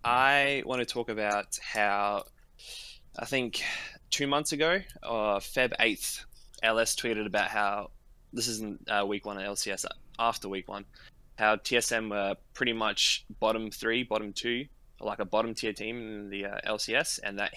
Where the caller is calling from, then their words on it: Adelaide, South Australia, Australia; Adelaide, Australia.